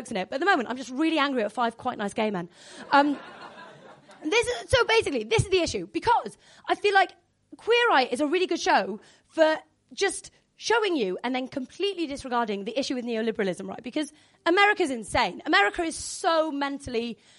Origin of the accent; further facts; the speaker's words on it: Wales, United Kingdom; I'm Welsh